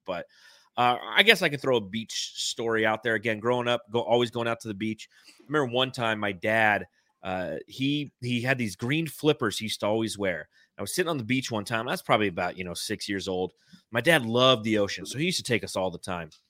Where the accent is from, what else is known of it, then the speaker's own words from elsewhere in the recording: Los Angeles, California, United States; moved away; I grew up in the San Fernando Valley